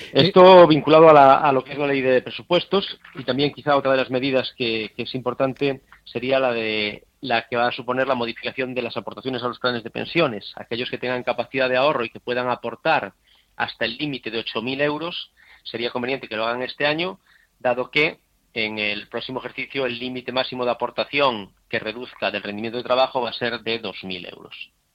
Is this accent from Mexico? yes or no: no; Spain; como españoles